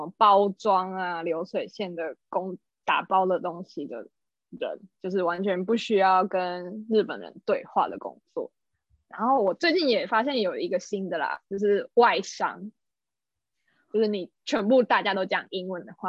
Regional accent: Taiwan; moved away as an adult; now in Japan; 毕竟他们都会愿意雇佣我一个台湾人了。

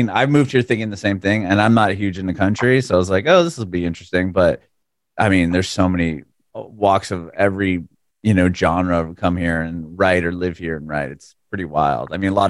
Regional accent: San Diego, California, United States; moved away as an adult; now in Nashville, United States; I recently moved, or I guess within the last couple of years, moved to Nashville, but born and raised in San Diego

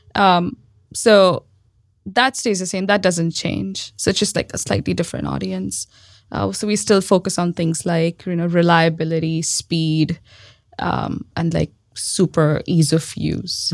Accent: Mumbai, Maharashtra, India; moved away as an adult; also born or lived in Austin; now in Bay Area, United States; I grew up in Mumbai. Well, not just grew up, I was born in Mumbai

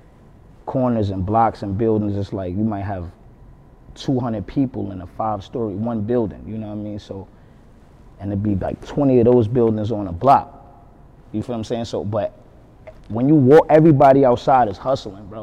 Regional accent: New York City, New York, United States; growing up in Harlem, pretty much a story of everybody in Harlem

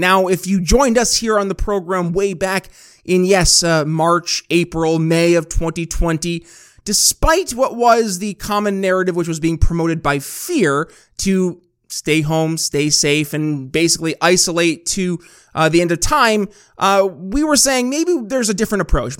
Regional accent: New York, United States; my home state of New York

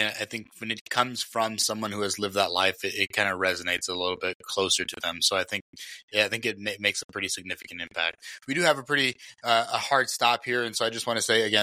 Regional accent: Elsa, Texas, United States; I grew up in South Texas around right by Mexico

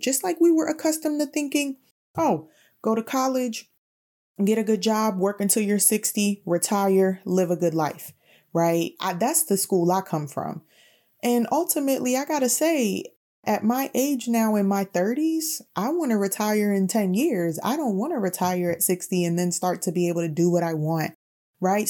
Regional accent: New York City, New York, United States; also born or lived in Bronx; I consider myself someone who grew up in the heights

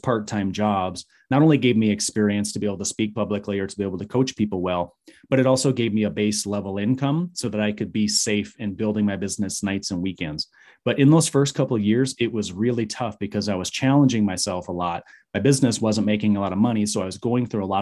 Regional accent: Michigan, United States; moved away as an adult; now in Arizona, United States; I was raised in Michigan in a very small town

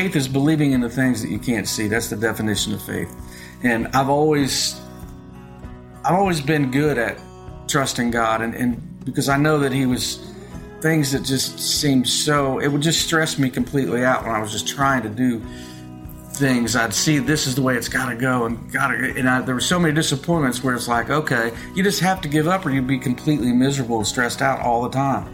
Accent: Westerville, Ohio, United States; I grew up in Westerville, Ohio, just outside of Columbus.

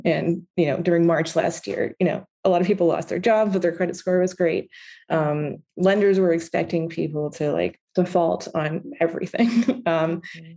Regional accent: New York, United States; also born or lived in Beirut; I grew up in New York. I went to public schools

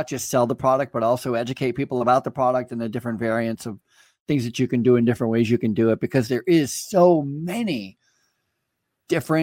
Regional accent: Vermont, United States; I grew up in Vermont

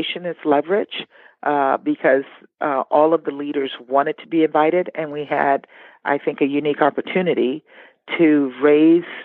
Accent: Baker, Louisiana, United States

